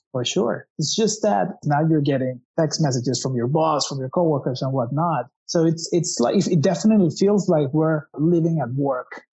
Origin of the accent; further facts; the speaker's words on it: Mexico City, Mexico; I come from Mexico City